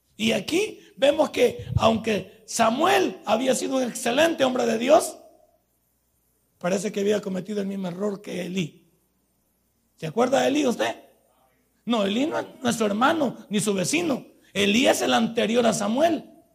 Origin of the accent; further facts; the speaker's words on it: El Salvador; nosotros somos salvadoreños